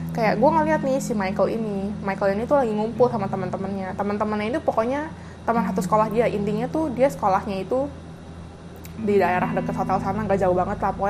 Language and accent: Indonesian; Jakarta, Indonesia; kayak nanya dari mana gue dari Jakarta gitu kan